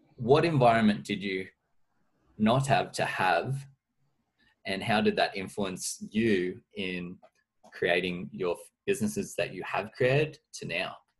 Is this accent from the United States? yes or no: no; Orange, New South Wales, Australia; I'm from Orange.